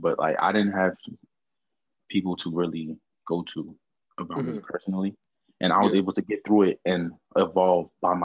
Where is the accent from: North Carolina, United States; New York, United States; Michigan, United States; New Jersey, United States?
New Jersey, United States; Orange; I'm from a little town called Orange, New Jersey. Not East Orange. Not West Orange